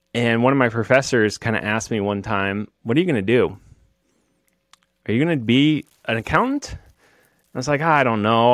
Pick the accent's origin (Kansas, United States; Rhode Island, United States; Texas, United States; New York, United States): Kansas, United States; I'm from Kansas.